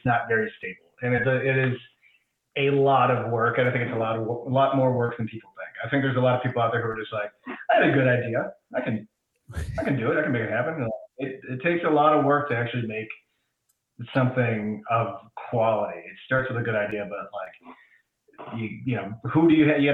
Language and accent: English; Midwest, United States; growing up in the Midwest